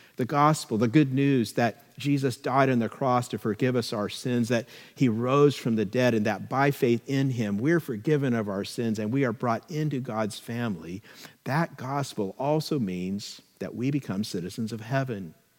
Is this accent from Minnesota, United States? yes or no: no; California, United States; we're very proud of being Californians